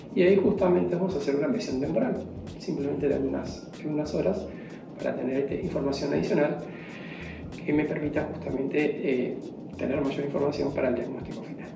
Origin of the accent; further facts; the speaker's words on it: Argentina; como argentino